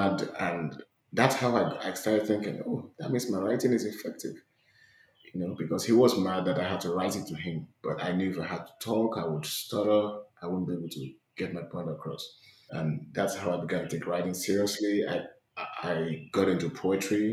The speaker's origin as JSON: {"language": "English", "country": "Nigeria", "moved": "as an adult", "lives_now": "United States", "said": "I'm from Nigeria. I fled my country to the States 2 years ago"}